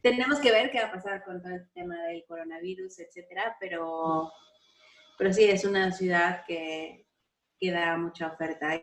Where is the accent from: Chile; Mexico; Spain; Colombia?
Mexico; moved away as an adult; salí de México y fui a estudiar al extranjero y aunque mis papás me estaban manteniendo